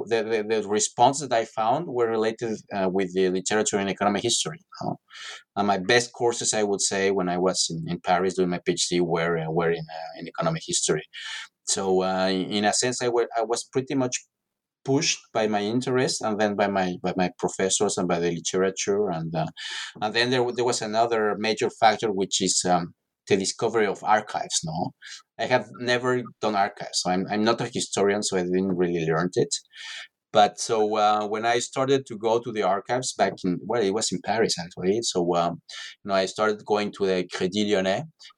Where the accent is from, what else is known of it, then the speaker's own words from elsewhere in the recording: Mexico City, Mexico; No, I'm from Mexico City originally, and I'm